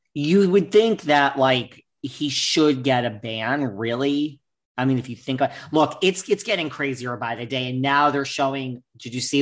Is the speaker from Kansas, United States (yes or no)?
no; New York, United States; I'm such a New Yorker